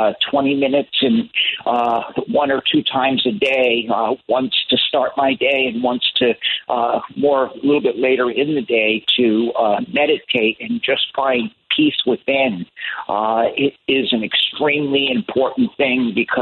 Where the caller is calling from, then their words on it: St. Petersburg, Florida, United States; I'm calling in from St. Petersburg, Florida, and I'm looking out on Tampa Bay